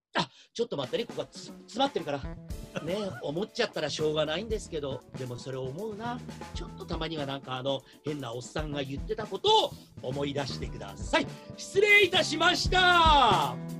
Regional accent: Shimonoseki, Yamaguchi, Japan; moved away; 地元の下関で

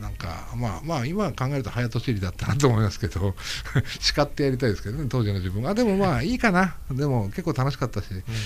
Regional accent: Miyagi, Japan; moved away; 僕宮城県はあの出身ですから

